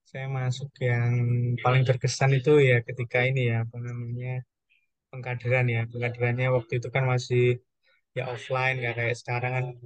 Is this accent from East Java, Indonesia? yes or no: yes; Madiun, East Java, Indonesia; now in Surabaya, Indonesia; kebetulan saya kan dari Madiun jadi beradaptasi bahasa macam-macam terus apa namanya uh, mencoba kuliner-kuliner